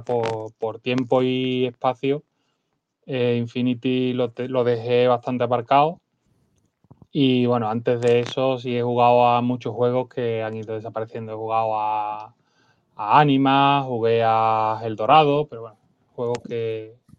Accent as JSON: {"language": "Spanish", "town": "Seville", "region": "Andalusia", "country": "Spain", "said": "yo soy de Sevilla"}